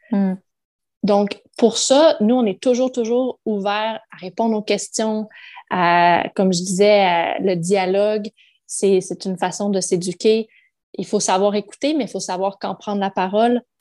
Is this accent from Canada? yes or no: yes; Quebec, Canada; born there; je suis née au Québec, je suis québécois.